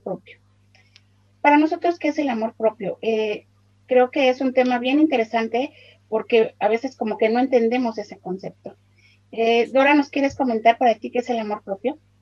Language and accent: Spanish; Mexico; soy de México